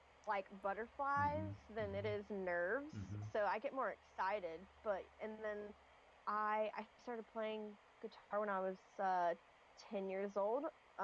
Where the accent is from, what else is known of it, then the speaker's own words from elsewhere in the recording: Knoxville, Tennessee, United States; So I tell everybody that I'm from Knoxville, Tennessee. I live there the longest period of time